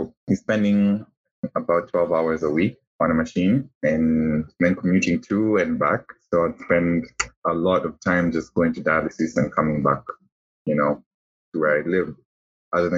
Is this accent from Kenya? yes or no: yes; Kenya; moved away as an adult; also born or lived in United States; we would rather come back home to Kenya, because I'm from Kenya originally.